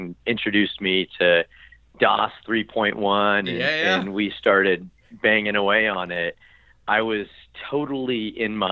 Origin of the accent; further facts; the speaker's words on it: Grants Pass, Oregon, United States; also born or lived in Albuquerque, New Mexico; my folks were both physicians and moved our family to a little town called Grants Pass, Oregon, in the southern part of Oregon